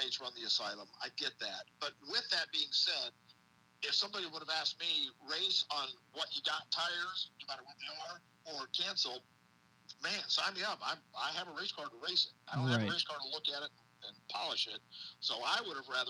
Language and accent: English; Illinois, United States; moved away; I'm a northern guy. I'm originally from Illinois